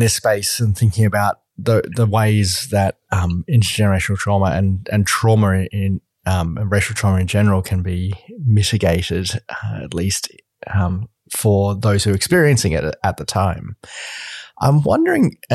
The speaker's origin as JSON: {"language": "English", "country": "Australia", "said": "I'm an Australian"}